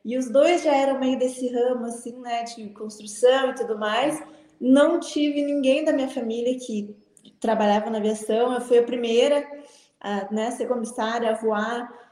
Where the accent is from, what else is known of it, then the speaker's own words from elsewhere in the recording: Porto Alegre, Rio Grande do Sul, Brazil; now in São Paulo, Brazil; É, eu sou de Porto Alegre, né? Do Rio Grande do Sul.